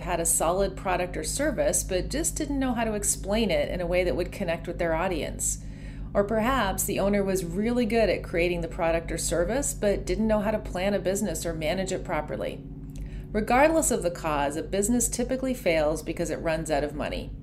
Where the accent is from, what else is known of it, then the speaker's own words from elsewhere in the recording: Ontario, Canada; There are a lot of lakes around where I grew up in Ontario.